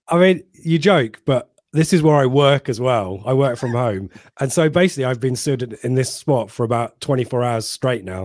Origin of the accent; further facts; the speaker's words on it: Ipswich, East of England, United Kingdom; I'm from Ipswich. I'm representing Ipswich here